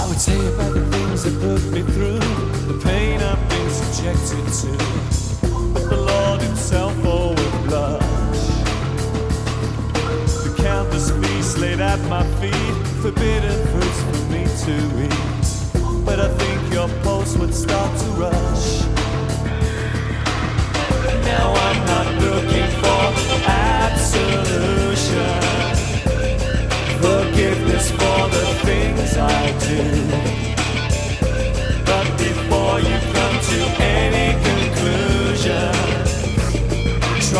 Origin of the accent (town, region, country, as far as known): Netherlands; English is a second language; moved away as an adult